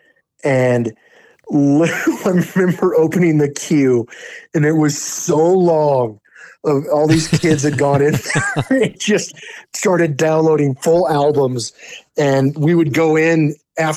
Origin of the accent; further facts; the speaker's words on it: Wyoming, United States; growing up in Wyoming, man, like dirt roads were very, very common